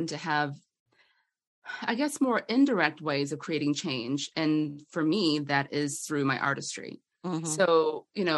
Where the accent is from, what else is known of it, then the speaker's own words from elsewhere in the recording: Atlanta, Georgia, United States; I'm from Atlanta